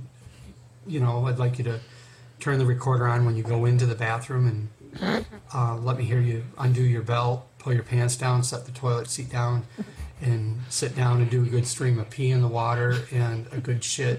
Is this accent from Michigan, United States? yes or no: yes; Southgate, Michigan, United States; I'm from Southgate, Michigan